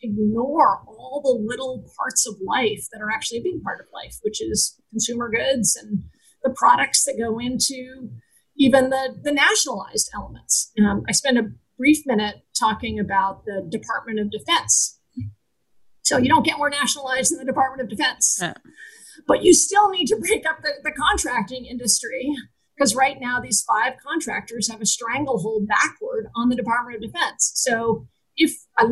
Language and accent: English; Vermont, United States; I grew up in Vermont